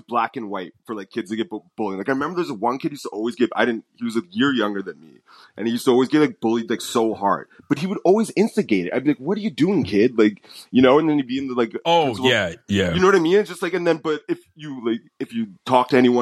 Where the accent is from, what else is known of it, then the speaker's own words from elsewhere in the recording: United States; I'm American